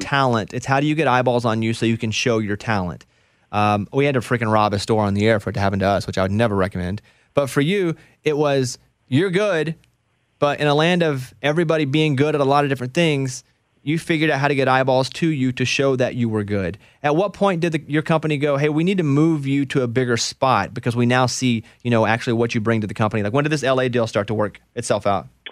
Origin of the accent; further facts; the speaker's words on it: Little Rock, Arkansas, United States; I grew up in Arkansas. My goal was always to work in Little Rock 'cause that's where I grew up